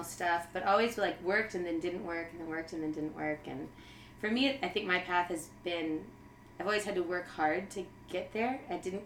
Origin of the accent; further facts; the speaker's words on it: California, United States; moved away; also born or lived in Texas; I'm from California, but I was born in Texas.